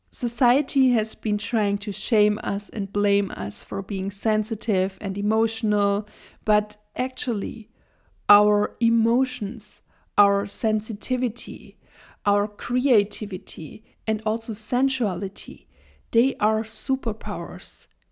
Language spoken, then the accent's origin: English; Germany; I was born and raised in Germany, and I also currently live in Germany with my partner